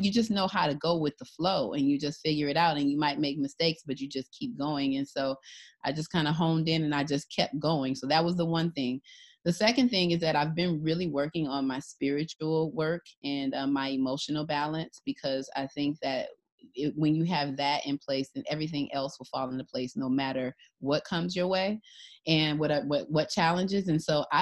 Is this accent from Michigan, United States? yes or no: yes; Detroit, Michigan, United States; I'm from Detroit, Michigan, and my parents had the wisdom to send me to an amazing school